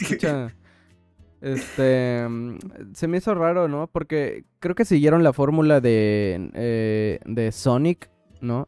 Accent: Mexico; moved away as an adult; now in New York, United States; hasta siendo mexicano

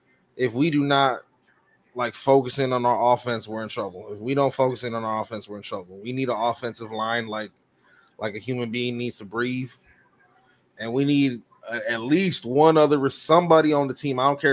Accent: Chicago, Illinois, United States; moved away as an adult; now in Indiana, United States; I'm from Chicago, born and raised. I live in Indiana now, though, but I'm a diehard Bears fan. Been a Bears fan all my life. You know what I mean? I grew up in Humboldt Park, rooting for the Bears.

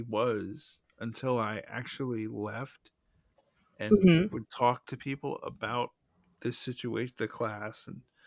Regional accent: the South, United States; I'm from the South

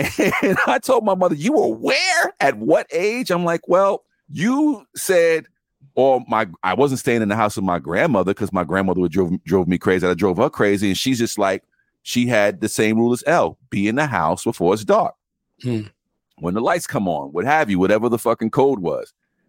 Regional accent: New York City, New York, United States; also born or lived in St. Albans, Queens; I grew up early in Cambridge Heights, and most of my bike riding and shit I did was at my grandmother's house in St. Albans

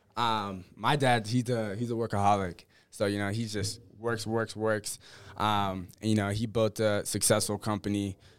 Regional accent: Menifee, California, United States; also born or lived in Columbus, Ohio / Whittier, California; Five, then we moved to Menifee, California, which is an hour away from San Diego

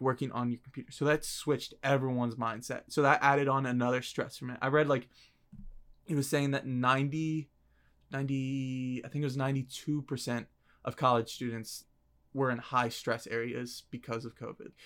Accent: Virginia, United States; I'm from Virginia

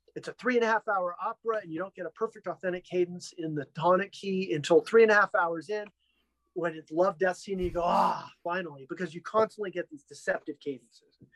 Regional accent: Los Angeles, California, United States; a lot of time growing up in Hollywood, playing in bands at young age

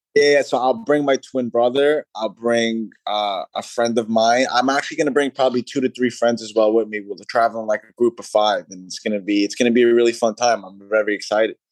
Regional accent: New York City, New York, United States; my hometown in Staten Island, New York.

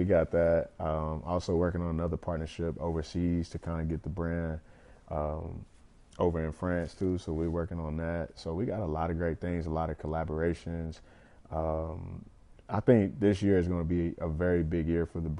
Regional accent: Lexington, Kentucky, United States; growing up in Lex

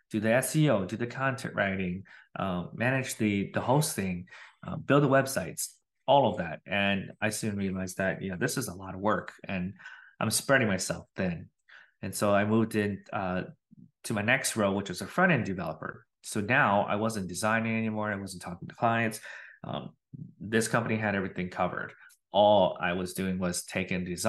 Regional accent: Wisconsin, United States; moved away as an adult; also born or lived in Minnesota; now in Austin, United States; I am born and raised in Wisconsin

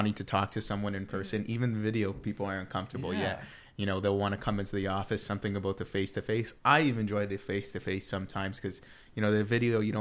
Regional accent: Tecumseh, Ontario, Canada; I'm from Tecumseh.

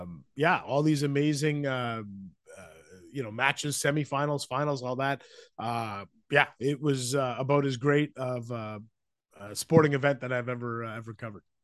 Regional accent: Vancouver, British Columbia, Canada; moved away as an adult; now in Ottawa, Canada; I grew up in Vancouver

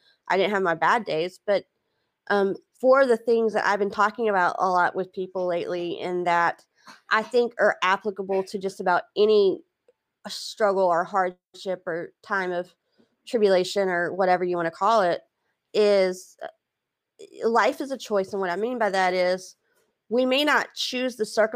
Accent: Texas, United States; also born or lived in New Hampshire; now in Louisiana, United States; I'm a Texas girl. Always will be, and very proud of it

